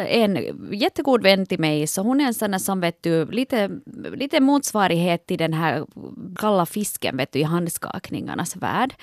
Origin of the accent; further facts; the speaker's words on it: Ostrobothnia, Finland; Jag är ju från Österbotten